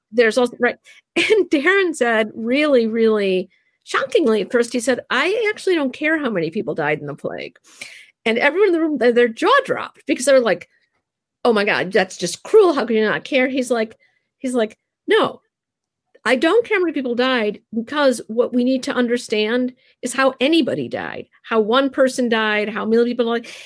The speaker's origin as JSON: {"language": "English", "country": "United States", "tie": "born or raised there", "lives_now": "Narberth, Pennsylvania, United States", "said": "I was raised in the United States"}